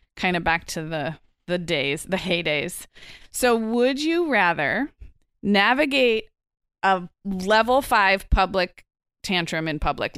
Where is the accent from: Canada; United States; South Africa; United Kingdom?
United States; Santa Barbara, California; my hometown of Santa Barbara